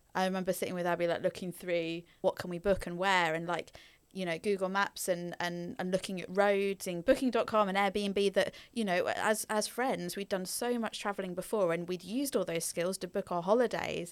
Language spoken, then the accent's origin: English; Norfolk, East of England, United Kingdom; also born or lived in Belgium; I grew up in Norfolk, but not Norwich itself